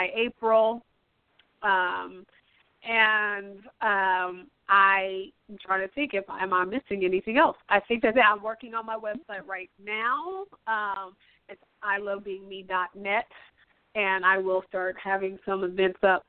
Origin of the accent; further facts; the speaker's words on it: Pacific Northwest, United States; I'm from the Pacific Northwest